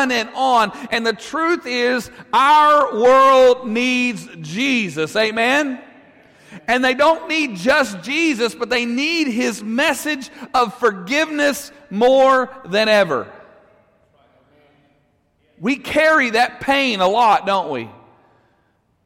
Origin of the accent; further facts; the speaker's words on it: Russellville, Arkansas, United States; I'm from Russellville